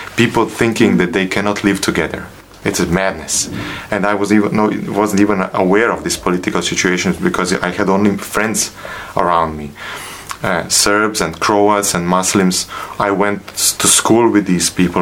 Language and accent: English; Sarajevo, Federation of Bosnia and Herzegovina, Bosnia & Herzegovina; moved away as an adult; now in Slovenia; I was born in Sarajevo. I was I grew up there, uh, finished my high school there